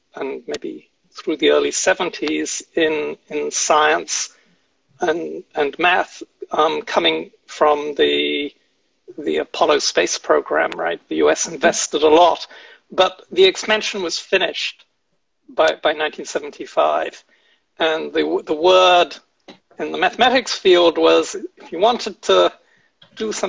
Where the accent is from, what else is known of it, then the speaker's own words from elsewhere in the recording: United Kingdom; moved away as an adult; also born or lived in Oxford; now in United States; as a British undergraduate.